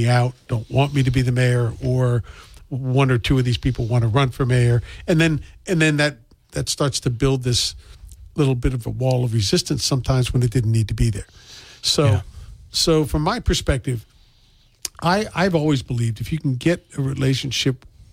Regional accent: Maryland, United States; now in New Bedford, United States; I was somebody who was new here. I was from Maryland

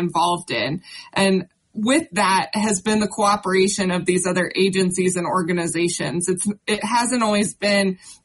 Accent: Carbon County, Wyoming, United States; I grew up in Carbon County

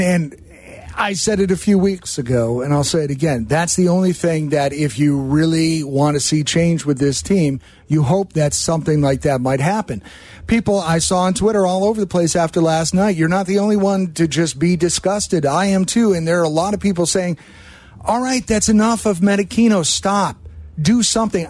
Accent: Chicago, Illinois, United States; born or raised there

